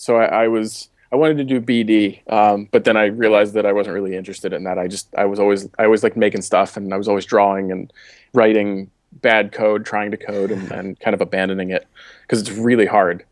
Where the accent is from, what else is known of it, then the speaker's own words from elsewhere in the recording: Baltimore, Maryland, United States; accent: Baltimore; moved away as an adult; also born or lived in Boulder, Colorado; I grew up in Baltimore. I just said that with a really Baltimore accent.